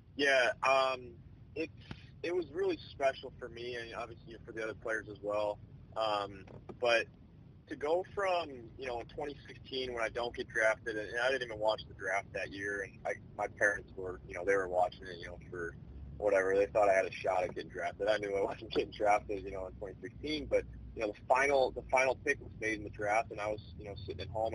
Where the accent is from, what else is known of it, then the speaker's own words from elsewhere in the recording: Chicago, Illinois, United States; I'm from Chicago now